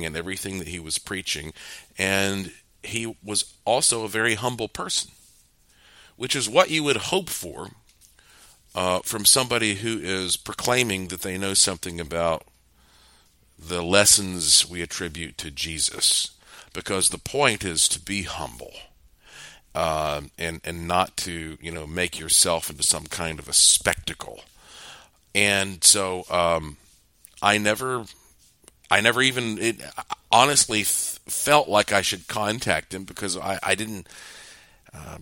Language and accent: English; Asheville, North Carolina, United States; born and raised in Asheville, North Carolina, and I lived most of my life right down the road from Billy Graham